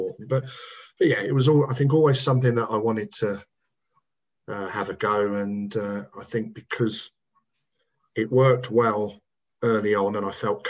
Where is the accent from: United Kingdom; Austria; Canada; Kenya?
United Kingdom; Hertfordshire, East of England; that's the only time I'd ever played for my hometown club